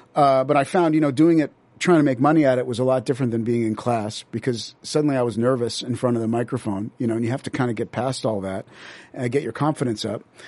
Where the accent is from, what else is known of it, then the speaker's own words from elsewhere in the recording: Las Vegas, Nevada, United States; now in Los Angeles, United States; I grew up there in the seventies.